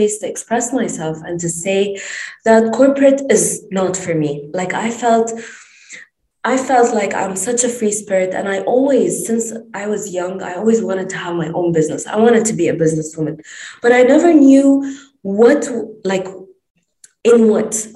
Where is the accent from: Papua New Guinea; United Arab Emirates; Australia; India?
United Arab Emirates; Dubai; also born or lived in Lebanon; I'm originally from Lebanon. I'm based in Dubai, born and raised in Dubai